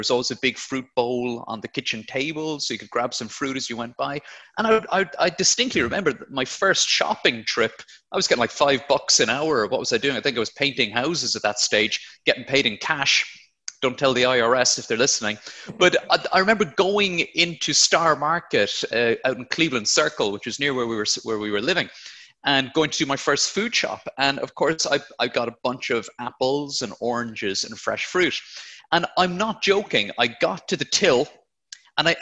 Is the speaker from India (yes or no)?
no; Blarney, Munster, Ireland; moved away as an adult; now in United Kingdom; I'm from Blarney in County Cork, but moved over to the UK about 10 years ago now